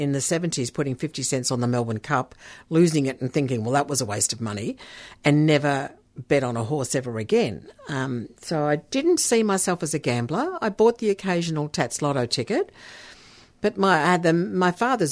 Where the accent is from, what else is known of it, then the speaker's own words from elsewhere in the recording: Netherlands; moved away; my background is Dutch. I was born in Holland